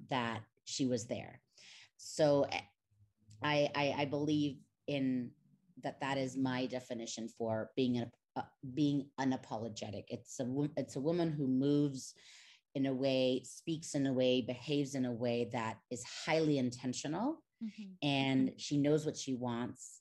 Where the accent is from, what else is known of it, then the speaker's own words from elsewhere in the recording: Mexico; moved away as an adult; also born or lived in United States; I was born and raised in Mexico. I lived there for 19 years, and then I went to the States, and now I'm back here in Mexico City.